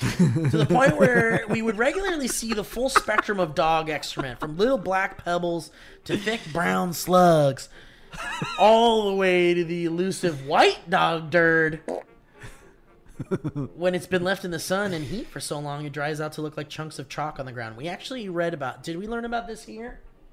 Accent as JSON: {"language": "English", "town": "Dublin", "region": "Leinster", "country": "Ireland", "tie": "born or raised there", "said": "Growing up in Dublin, I remember dog shit being scattered everywhere in my little suburban abode."}